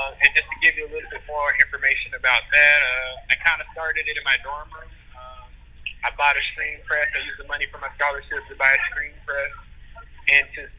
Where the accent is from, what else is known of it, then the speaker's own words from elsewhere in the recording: Tallahassee, Florida, United States; also born or lived in Michigan; I'm from Tallahassee, Florida, went to a school here by the name of Florida State University School